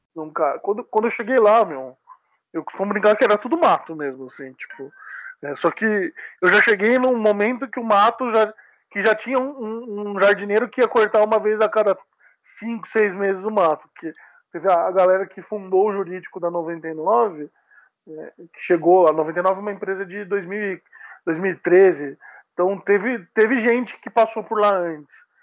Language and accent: Portuguese; Sorocaba, São Paulo, Brazil; moved away as an adult; now in São Paulo, Brazil; eu sou do interior de São Paulo